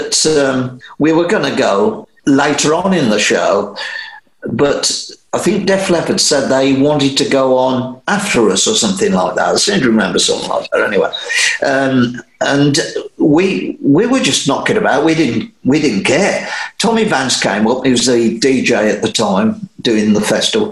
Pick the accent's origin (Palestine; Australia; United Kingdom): United Kingdom; Black Country, West Midlands; we have a root in black country music. We come from an area full of factories